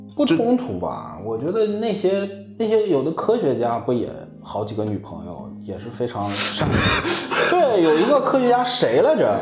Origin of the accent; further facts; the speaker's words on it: Hohhot, Inner Mongolia, China; accent: Northeastern (Dongbei); moved away as an adult; also born or lived in Changchun; 我是内蒙呼号特的